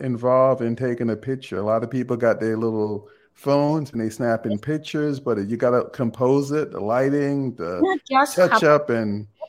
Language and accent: English; Jamaica; I'm from Jamaica.